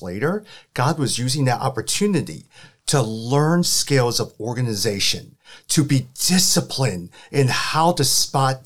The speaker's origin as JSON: {"language": "English", "town": "Chicago", "region": "Illinois", "country": "United States", "tie": "born or raised there", "also_born_or_lived": "St. Louis", "said": "I was born and raised in Chicago."}